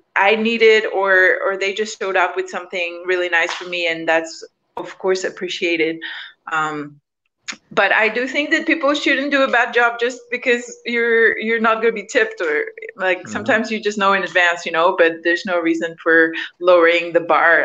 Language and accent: English; Mexico; I'm from Mexico, so we have a culture of tipping